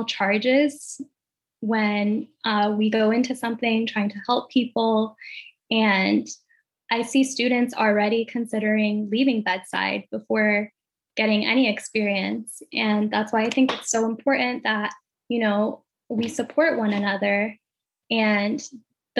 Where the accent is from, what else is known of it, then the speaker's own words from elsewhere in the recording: Ethiopia; now in United States; growing up in Ethiopia